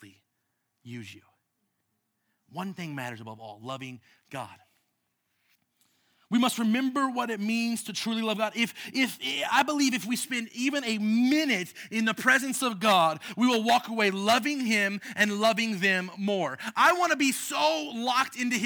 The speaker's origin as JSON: {"language": "English", "country": "United States", "said": "us as American citizens"}